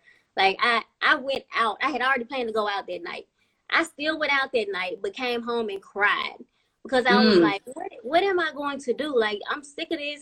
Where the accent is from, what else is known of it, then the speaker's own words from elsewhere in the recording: Mississippi, United States; moved away as an adult; now in Birmingham, United States; I'm originally from Mississippi